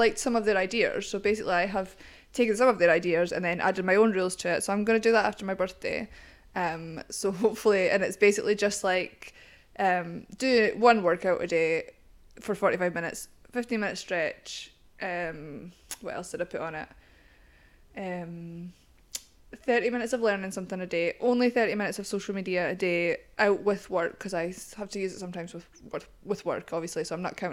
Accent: Scotland, United Kingdom; growing up in Scotland is quite different from growing up anywhere else in the world

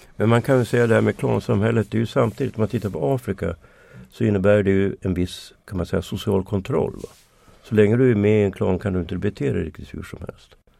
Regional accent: Sweden; som svensk

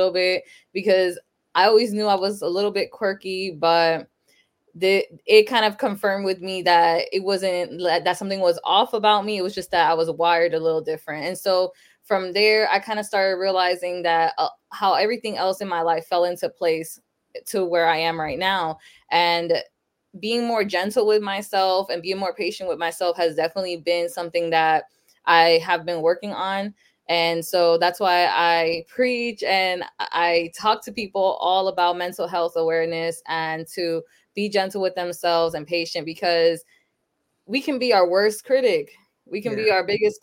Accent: Sanford, Florida, United States; also born or lived in Lawrence, Massachusetts; I was born in Sanford, Florida, but then when I was about 6 months old, my parents moved to Massachusetts. So I lived in Lawrence, Massachusetts up until I was 10. So in 2006, I moved back to Florida, back to Sanford too. So I've been here since

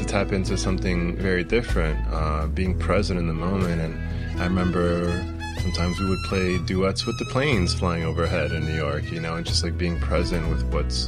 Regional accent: Brazil; born there; also born or lived in United States; Being from Brazil, it wasn't for a long time that it took me a long time to realize, you know, I was born in Brazil. I grew up playing violin and studying in the U.S. and studying in Europe

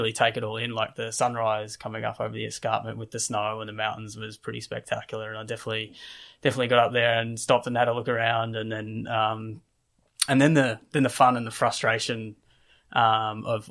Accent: Australia; I'm from Australia.

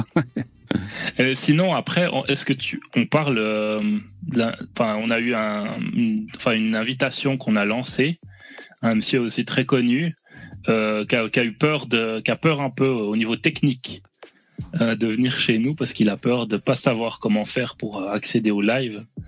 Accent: Réunion; Je suis un réunionnais

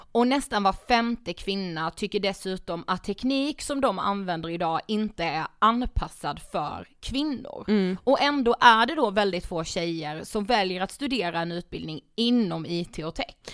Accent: Blekinge, Sweden; jag är från Blekinge

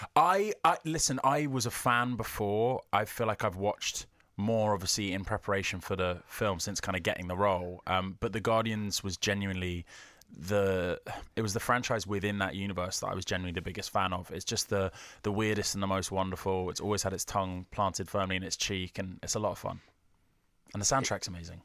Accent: United Kingdom; I'm too British

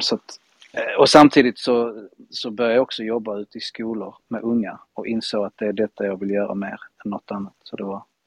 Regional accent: Spain; now in Malmö, Sweden; Jag är ju halvspanjor och halv, halvfinne. Född i ah. Spanien.

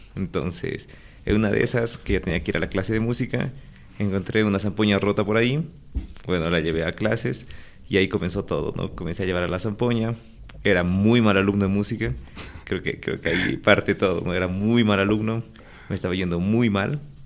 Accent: La Paz, Bolivia; also born or lived in Santa Cruz; Yo nací en La Paz, un 1 de octubre de 1989.

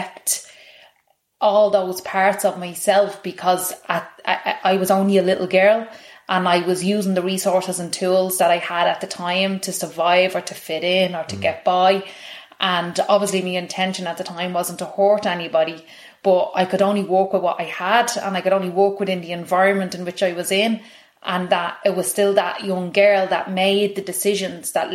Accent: Tallaght, Leinster, Ireland; grew up in Kilnarden in Talla.

